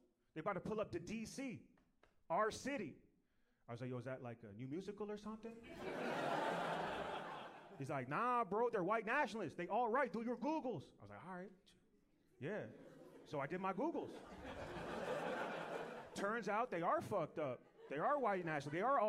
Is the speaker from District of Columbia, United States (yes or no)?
yes; Washington, District of Columbia, United States; I'm from Washington, D.C. That's where I grew up.